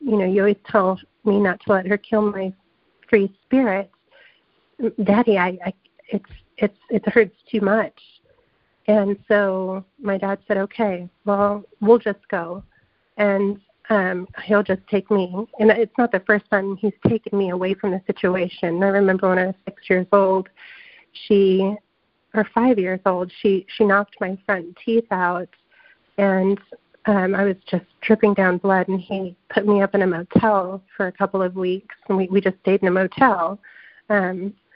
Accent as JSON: {"language": "English", "region": "California", "country": "United States", "tie": "born or raised there", "said": "I grew up in California, and it's very different than the South"}